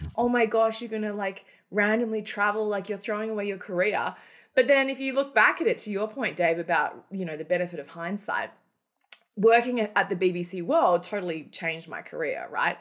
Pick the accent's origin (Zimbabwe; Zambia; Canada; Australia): Australia; moved away as an adult; also born or lived in Cairns, Australia; now in Manhattan, United States; Australia, where I'm originally from. I live in Manhattan now, but I'm, I'm an Aussie originally before I migrated to America